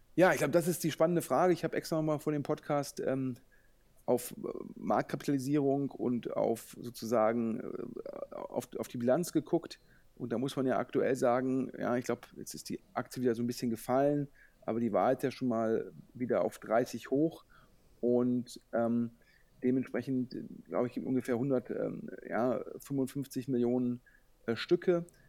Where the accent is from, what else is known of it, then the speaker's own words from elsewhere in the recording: Düsseldorf, North Rhine-Westphalia, Germany; als Düsseldorfer